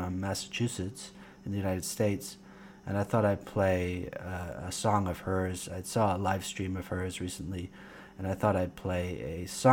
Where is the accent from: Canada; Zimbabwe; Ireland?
Canada; moved away as an adult; also born or lived in Fuzhou, China / Guangzhou, China / Poland; suburban sprawl, as that's where I kind of grew up and was living in 2006, at least, in Canada